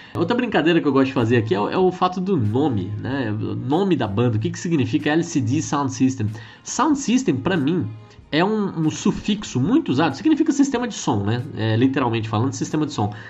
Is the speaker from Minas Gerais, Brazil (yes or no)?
no; Campo Grande, Mato Grosso do Sul, Brazil; moved away; lá na minha terrinha, né, onde eu morei tantos anos, em Campo Grande, Mato Grosso do Sul